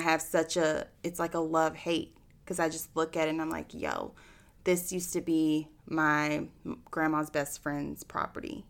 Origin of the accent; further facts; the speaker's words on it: Austin, Texas, United States; I'm born and raised in Austin